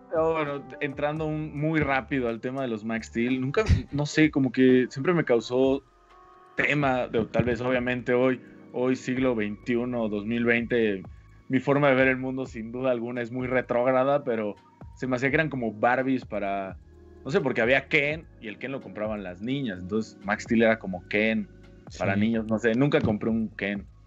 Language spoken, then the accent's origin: Spanish; a small town in Oaxaca, Mexico; moved away; also born or lived in Veracruz; ahí nací, la verdad es que soy de un pueblito de Oaxaca, pero es más fácil explicar que soy de Veracruz